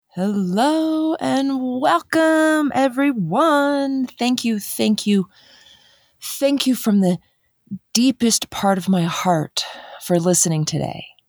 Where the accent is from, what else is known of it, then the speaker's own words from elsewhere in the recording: Dayton, Ohio, United States; now in Colorado, United States; So I grew up in Dayton, Ohio. And I am a Midwest girl